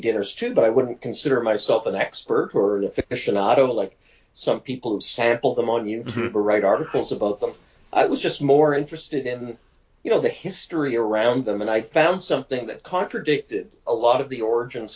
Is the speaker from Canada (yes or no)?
yes; Winnipeg, Manitoba, Canada; moved away as an adult; also born or lived in Toronto / Ottawa / New York; now in Mont-Tremblant, Canada; I'm a Winnipeg native, left Winnipeg just in, you know, the beginning of this century with a job opportunity